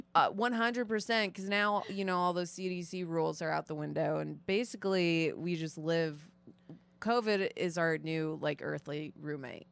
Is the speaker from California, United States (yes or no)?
no; North Shore suburbs of Chicago, Illinois, United States; also born or lived in Florida; originally I'm from Florida, but I mainly grew up, uh, like in the North Shore suburbs